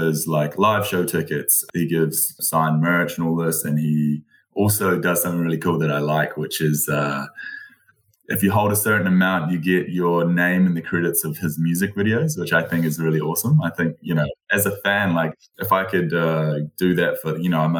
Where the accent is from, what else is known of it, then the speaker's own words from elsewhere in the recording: New Zealand; I've only lived in New Zealand